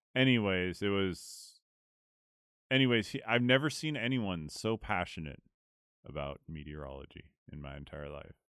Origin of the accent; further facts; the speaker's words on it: California, United States; I was from California